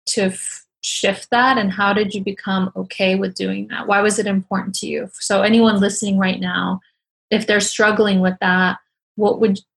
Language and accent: English; Iran; moved away; I came here from Iran.